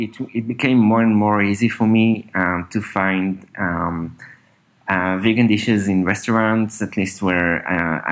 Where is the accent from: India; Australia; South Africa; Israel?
Israel; Northern District; also born or lived in Berlin / San Francisco; now in Tel Aviv, Israel; I grew up, in Israel, in the north part of Israel. I'm now in Tel Aviv for the last few years.